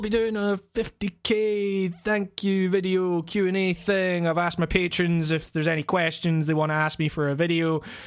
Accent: Scotland, United Kingdom; Scotland, you know, us filthy jocks, as the English like to call us

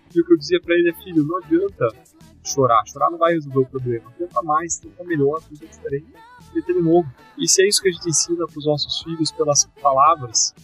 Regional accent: Brazil

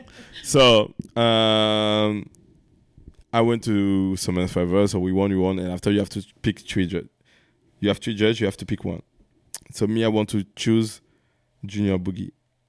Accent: France; I'm from France.

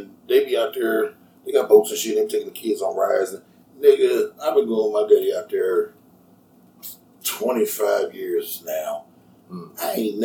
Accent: California, United States; moved away; also born or lived in Hancock County, Indiana; I'm originally from Cali

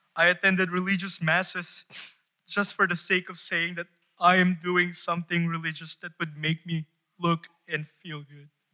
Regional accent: Philippines; I am from the Philippines. Kababayan

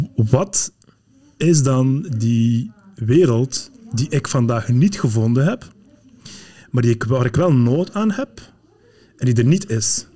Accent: Flanders, Belgium; also born or lived in Morocco; ik ik ben opgegroeid in, in, in, Vlaanderen, maar ik ben geboren in Marokko.

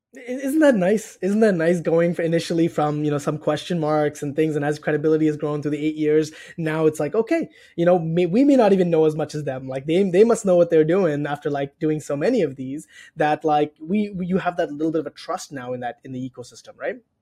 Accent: Toronto, Ontario, Canada; moved away as an adult; now in Chicago, United States; I'm originally from Toronto in Canada. I moved to Chicago about two years ago

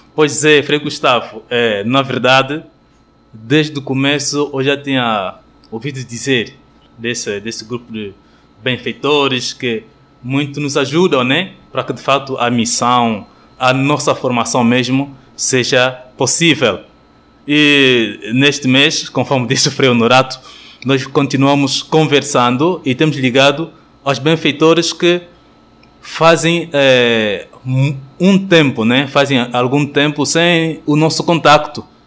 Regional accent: Cabinda, Angola; moved away as an adult; now in Petrópolis, Brazil; Eu nasci em Angola, em África, não é? Na província de Cabinda.

